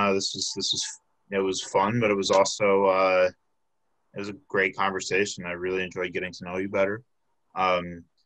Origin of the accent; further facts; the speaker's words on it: Flossmoor, Illinois, United States; I'm originally from the Chicago area. I'm from the south suburbs.